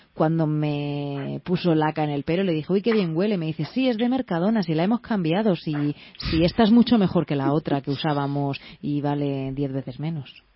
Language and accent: Spanish; Valencian Community, Spain; yo soy de la comunidad valenciana y le tengo mucho cariño